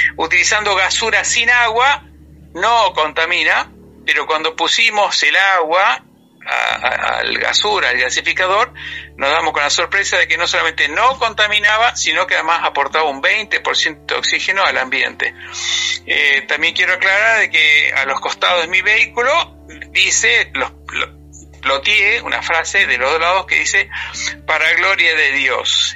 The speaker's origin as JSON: {"language": "Spanish", "country": "Argentina", "tie": "born or raised there", "also_born_or_lived": "New York, United States", "said": "volví, volví a los cinco años a Argentina y todos mis estudios, primaria, secundaria, facultad, todo, mi cultura, mi cultura argentina."}